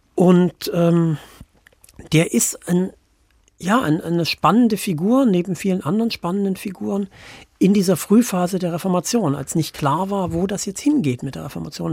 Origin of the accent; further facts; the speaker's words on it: Worbis, Thuringia, Germany; also born or lived in Leinefelde, Germany; now in Wittenberg, Germany; ich bin im Eichswirt groß geworden, da ist man bis heute katholisch